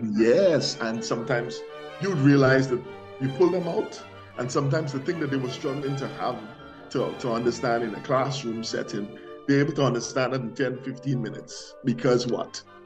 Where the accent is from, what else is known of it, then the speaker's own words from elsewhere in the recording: Guyana; moved away; I came from Guyana.